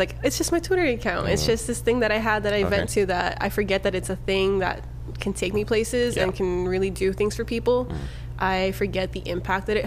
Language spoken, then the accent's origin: English; Southern California, United States; They knew I was from Southern California.